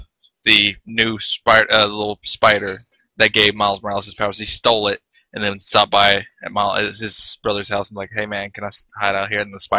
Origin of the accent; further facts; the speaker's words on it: United States; I am an American.